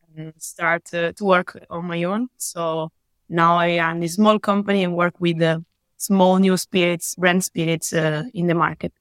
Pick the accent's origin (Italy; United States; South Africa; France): Italy; I'm from Italy. I live and work in Italy